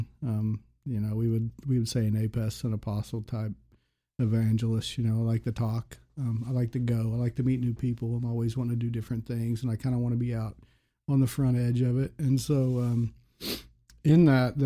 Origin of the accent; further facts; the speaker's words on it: Choctaw, Oklahoma, United States; I was born in Oklahoma City and then we moved to Choctaw in 1979 when I was in second grade.